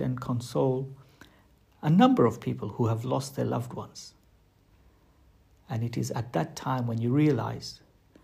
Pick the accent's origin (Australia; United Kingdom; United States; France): United Kingdom; we as British people